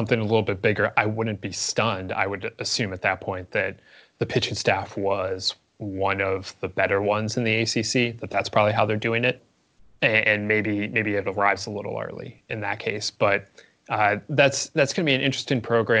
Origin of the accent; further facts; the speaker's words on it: Midwest, United States; I'm from the Midwest